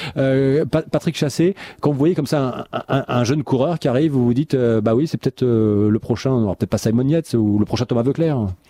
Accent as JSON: {"language": "French", "country": "France", "said": "on est français un peu chauvin"}